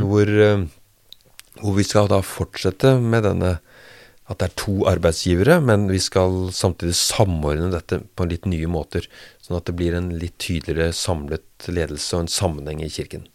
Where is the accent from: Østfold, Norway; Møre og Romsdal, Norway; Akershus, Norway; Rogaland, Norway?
Akershus, Norway; Bærum; born or raised there; also born or lived in Rjukan, Telemark / Hallingdal; now in Drammen, Norway